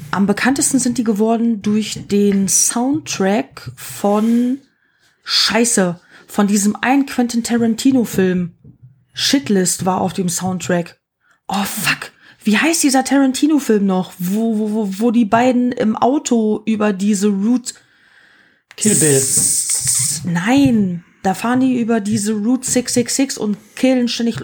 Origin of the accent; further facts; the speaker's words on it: Germany; als Deutscher